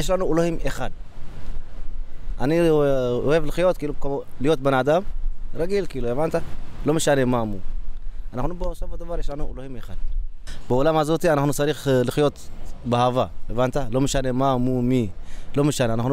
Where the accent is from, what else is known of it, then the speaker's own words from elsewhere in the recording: Israel; now in Brooklyn, United States; לא, אנחנו ישראלים.